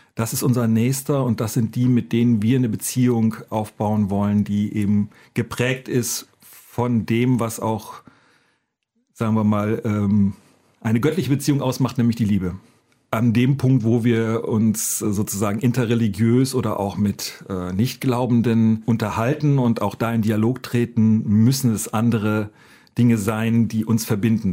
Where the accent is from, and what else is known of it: Northern Germany, Germany; born or raised there